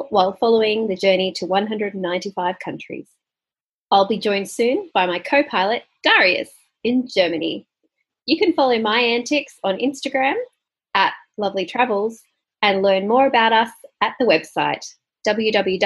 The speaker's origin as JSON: {"language": "English", "town": "Sydney", "region": "New South Wales", "country": "Australia", "tie": "born or raised there", "also_born_or_lived": "United Kingdom / Canada / Mexico / Melbourne", "moved": "as an adult", "lives_now": "Gold Coast, Australia", "said": "I was born in Sydney, New South Wales, Australia. I lived there till I was 18"}